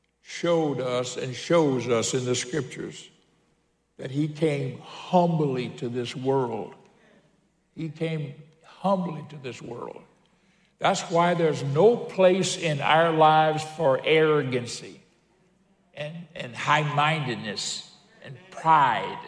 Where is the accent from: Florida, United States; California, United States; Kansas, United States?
Florida, United States; Pensacola; when I was a kid growing up in Pensacola